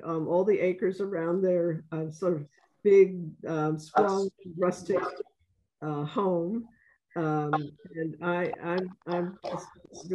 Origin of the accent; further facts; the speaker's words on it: New York City, New York, United States; I'm from the South Bronx